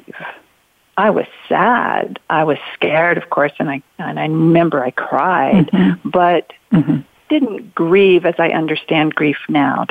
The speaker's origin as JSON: {"language": "English", "region": "Southern Oregon", "country": "United States", "tie": "born or raised there", "also_born_or_lived": "Santa Barbara, California / Chicago / San Francisco", "said": "I grew up here in Southern Oregon from the time I was 6 years old, did all my lower schooling here."}